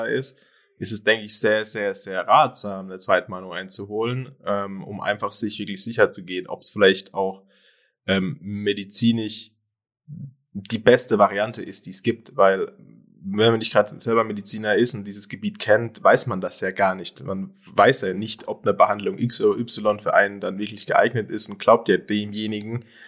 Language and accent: German; Germany; bei uns in Deutschland